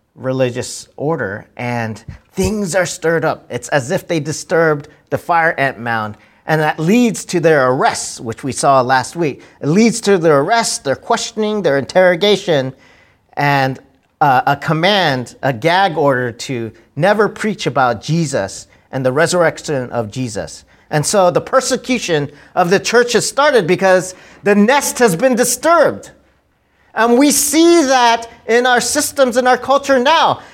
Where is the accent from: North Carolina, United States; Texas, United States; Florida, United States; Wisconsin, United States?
Texas, United States; my childhood growing up in Texas